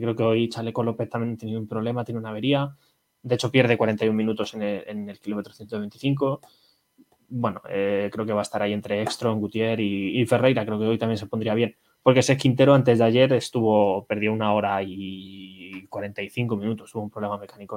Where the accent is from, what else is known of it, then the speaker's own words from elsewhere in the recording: Spain; Somos españoles